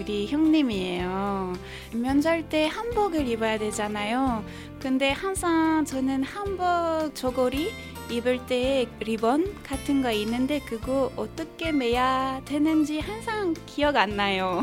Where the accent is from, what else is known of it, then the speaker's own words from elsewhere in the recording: France; Korean is a second language; moved away as an adult; now in South Korea; 저는 프랑스에서 온